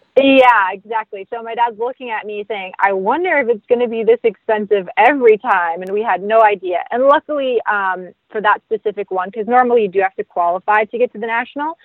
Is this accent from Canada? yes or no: yes; Ganaraska Forest, Ontario, Canada; I grew up riding in the Ganaraska Forest here in Ontario